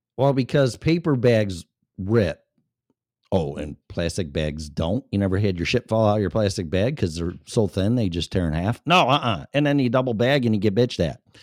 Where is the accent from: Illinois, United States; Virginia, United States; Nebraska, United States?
Illinois, United States; Chicago; also born or lived in Florida; now in Colorado, United States; I was born and raised in Chicago